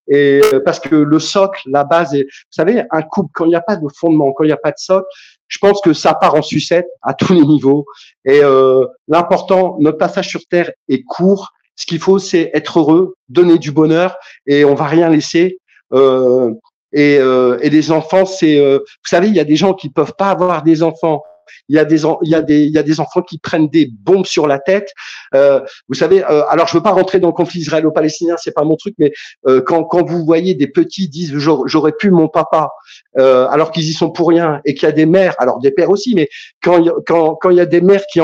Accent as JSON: {"language": "French", "region": "Kabylie", "country": "Algeria", "said": "Alors, moi, je suis, je suis, je suis maghrébin, je suis kabyle, voilà."}